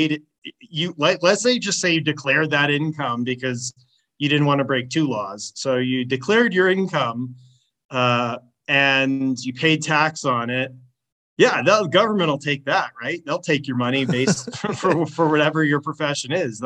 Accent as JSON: {"language": "English", "region": "Washington", "country": "United States", "said": "I'm from Washington State"}